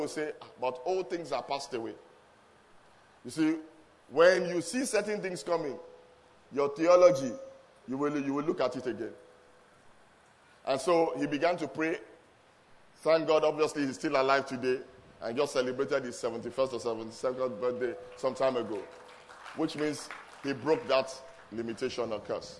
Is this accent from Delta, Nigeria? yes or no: no; Lagos, Nigeria; moved away as an adult; now in England, United Kingdom; I was born in Lagos, grew up in Lagos, and long story short, of the five children of my father's, destiny also took me to England. And then I've been in England for the last 19 years or so